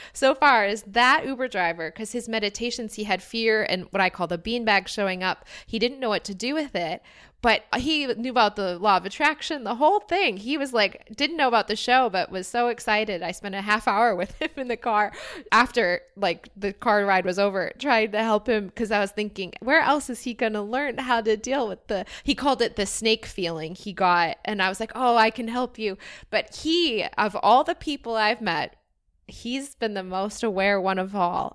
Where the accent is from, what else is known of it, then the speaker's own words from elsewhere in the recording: United States; moved away as an adult; now in Cape Town, South Africa; feeling more from America than still American